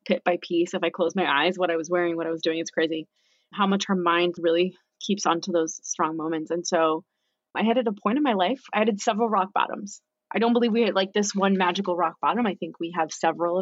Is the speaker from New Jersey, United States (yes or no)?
yes; West New York, New Jersey, United States; moved away; also born or lived in Australia; we're from New Jersey, like Hoboken, West